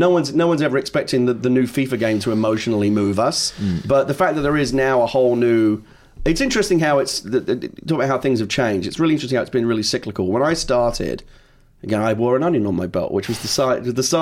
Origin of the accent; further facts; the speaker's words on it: London, United Kingdom; now in United States; I'm originally from the East End